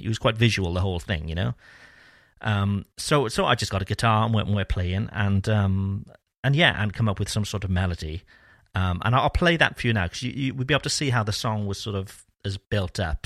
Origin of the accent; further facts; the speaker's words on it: Cardiff, Wales, United Kingdom; moved away as an adult; now in France; growing up in Cardiff